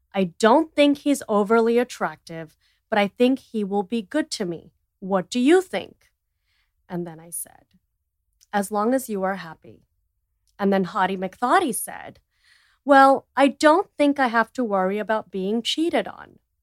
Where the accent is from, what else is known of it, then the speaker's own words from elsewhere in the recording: India; I'm an Indian entrepreneur and T V personality